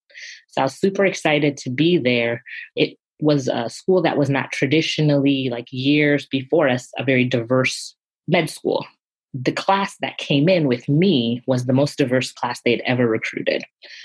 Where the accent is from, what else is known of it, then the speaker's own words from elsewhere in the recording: Zimbabwe; And my parents, you know, growing up in Zimbabwe, we were a country that was colonized.